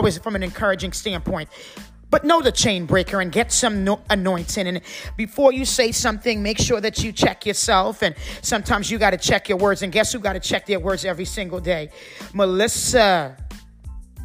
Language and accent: English; Trinidad & Tobago; moved away; we grew up, you know, in the Caribbean islands. I came to this country 34 years ago. My whole family is Trinidadian. We are West Indian.